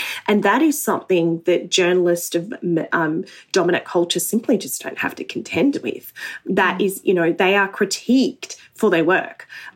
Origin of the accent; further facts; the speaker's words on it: Australia; an Australian Muslim